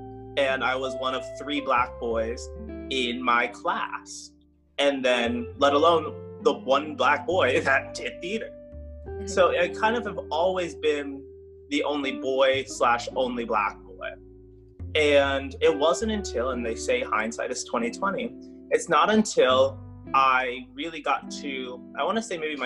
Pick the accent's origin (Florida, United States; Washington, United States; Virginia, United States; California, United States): Florida, United States; Jacksonville; also born or lived in Cincinnati, Ohio; I am from Jacksonville, Florida, and born and raised here